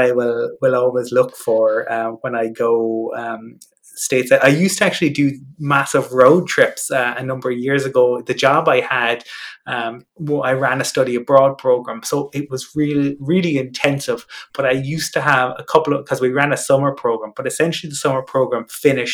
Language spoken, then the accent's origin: English; Cork, Munster, Ireland; now in Dublin, Ireland; I'm originally from Cork